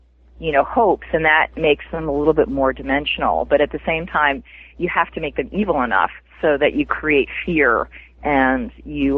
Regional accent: United States; being an American writing in an English world

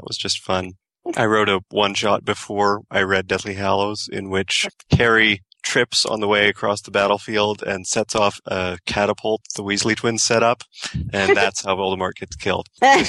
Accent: Canada; I love that I'm the Canadian

